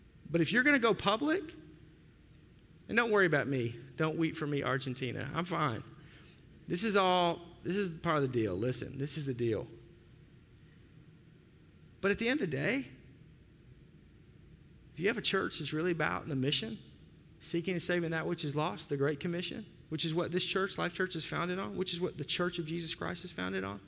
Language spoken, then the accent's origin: English; the South, United States; now in Wisconsin, United States; I grew up in the South.